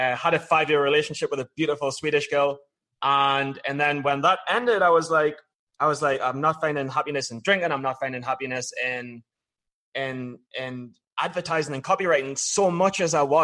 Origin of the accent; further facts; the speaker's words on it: Newcastle upon Tyne, North East England, United Kingdom; moved away; I was a guy growing up in Newcastle